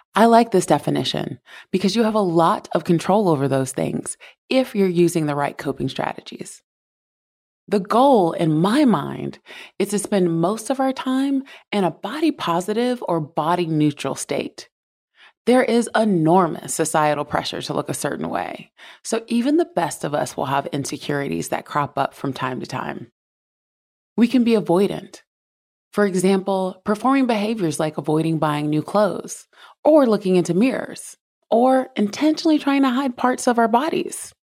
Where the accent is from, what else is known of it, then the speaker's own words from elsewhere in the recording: South Carolina, United States; I grew up in South Carolina